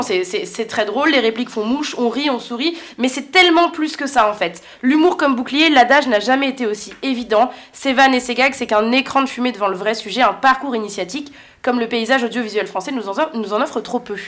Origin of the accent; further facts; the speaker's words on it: France; des racines du nord de l'Afrique alors qu'on a grandi en France